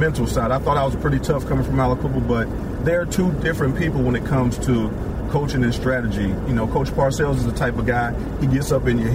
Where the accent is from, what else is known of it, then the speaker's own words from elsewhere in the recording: Aliquippa, Pennsylvania, United States; I grew up in Pennsylvania, Alco, Pennsylvania.